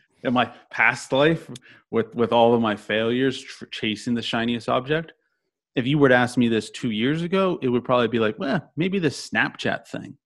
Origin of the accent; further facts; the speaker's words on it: Orlando, Florida, United States; I'm from Orlando